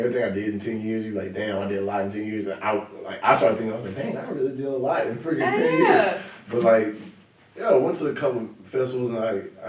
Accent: Florida, United States; I'm from Florida.

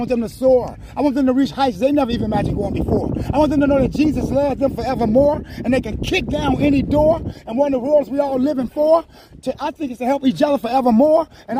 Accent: Detroit, Michigan, United States; I'm from Detroit, Michigan.

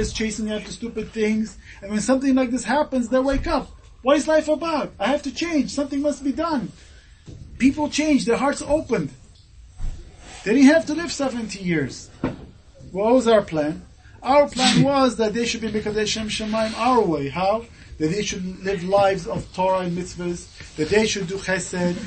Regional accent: Japan; moved away; I came from Japan. I grew up in Japan.

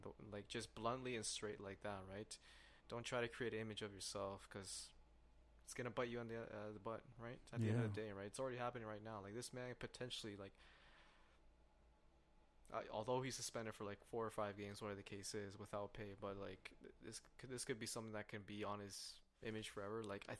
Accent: Los Angeles, California, United States; No way. I'm from LA, bro.

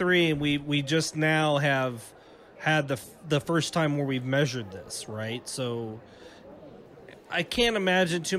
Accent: Pacific Northwest, United States; I'm from the Pacific Northwest, which I've been told growing up, that Portland was the meth capital of the United States

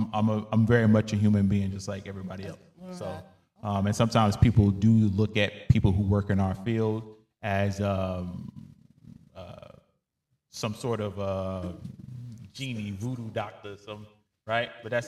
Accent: United States; because us as African American people have been so behind for so many years, we're having to play catch up.

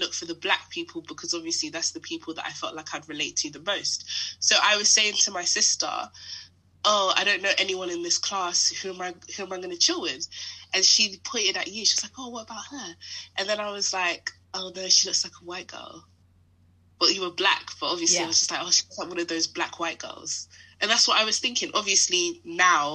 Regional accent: London, United Kingdom; I grew up in Harrow

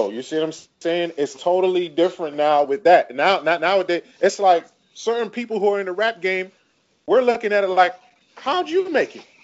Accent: West Coast, United States; But just because I'm from the West Coast and I said a line like that, y'all automatically think I'm dissing y'all city.

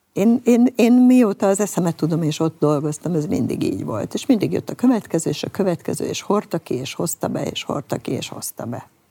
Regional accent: Hungary; mi nem franciák vagyunk

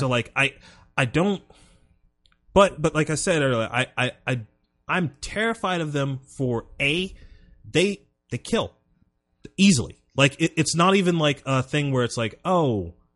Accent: South Carolina, United States; growing up in South Carolina

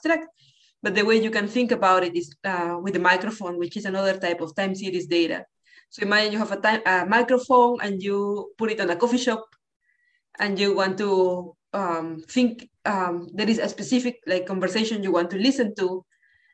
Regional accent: Lima, Peru; moved away as an adult; now in Boston, United States; I grew up in Lima, Peru.

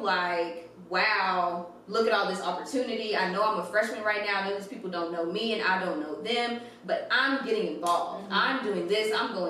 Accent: Fairfield, Texas, United States; born or raised there; moved away as an adult; also born or lived in Oklahoma

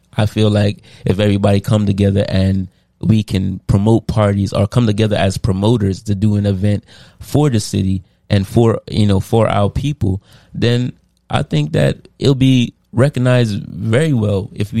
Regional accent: Jamaica; now in Trenton, United States; As Jamaicans that's living in Trenton

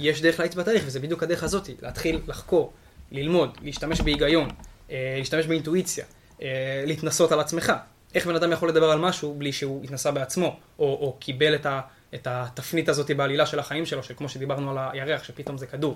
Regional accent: Shimshit, Northern District, Israel; now in Tzurit, Israel; גר בצורית באזור משגב, אבל במקור אני משמשית

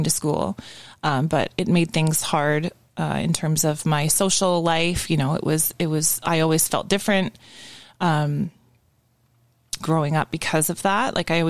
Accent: Ajax, Ontario, Canada; also born or lived in Scarborough; I was born in Scarborough, and I grew up in Ajax

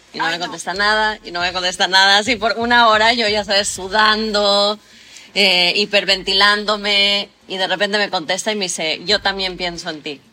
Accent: Mexico; yo soy de México

